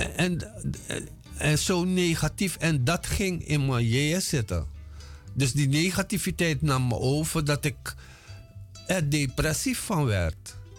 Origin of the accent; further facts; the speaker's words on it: Paranam, Para, Suriname; moved away as an adult; also born or lived in Moengo, Suriname / Paramaribo, Suriname; now in Netherlands; ik ben in 1954 geboren op Mongo. Daar heb ik tot mijn zesde jaar gewoond. En daarna zijn we verhuisd twee jaartjes naar Paramaribo en daarna naar Paranam, waar ik gewoond heb tot mijn achttiende.